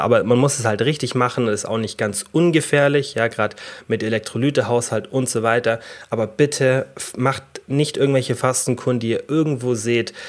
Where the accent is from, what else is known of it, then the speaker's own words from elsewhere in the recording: Germany; bei uns in Deutschland